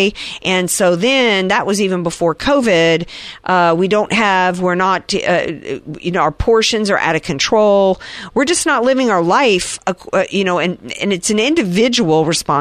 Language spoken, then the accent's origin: English; the South, United States; I grew up in the South at a time in which people still smoked